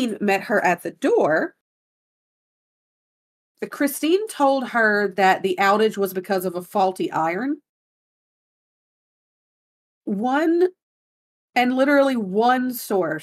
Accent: Gulf Coast, United States; I'm from the Gulf

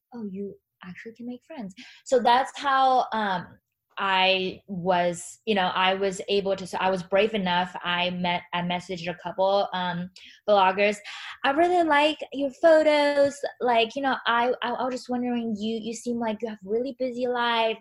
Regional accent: China; moved away; growing up in China

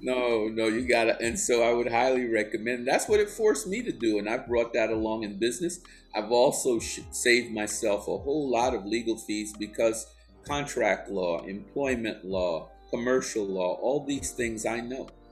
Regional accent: East Orange, New Jersey, United States; also born or lived in Georgetown, Guyana; I grew up in East Orange, New Jersey

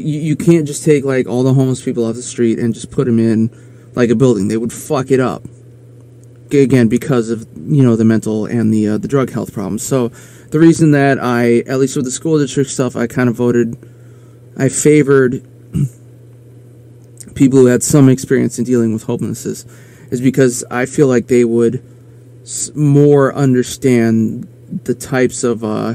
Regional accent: Aberdeen, South Dakota, United States; in my hometown, we had one very small private Catholic school, and then we had, like, you know, Aberdeen Central, which was the school, and it was public

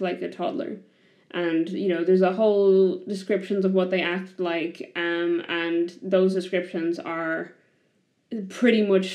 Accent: Ireland; I come from Ireland

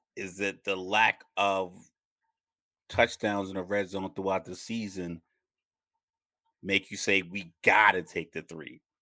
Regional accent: Texas, United States; I was born in Texas

